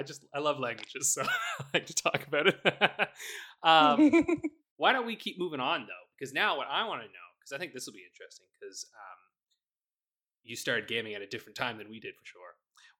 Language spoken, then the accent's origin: English; New Brunswick, Canada; because I grew up in New Brunswick, right?